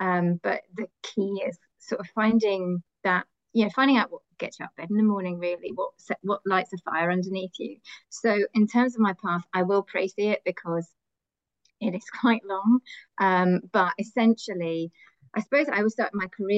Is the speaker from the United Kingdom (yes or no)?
yes; Glasgow, Scotland, United Kingdom; And I grew up in Scotland. I know I don't sound like it, but I did grow up from the age of 10 in Glasgow. So I am, you know, a proper Glaswegian by heart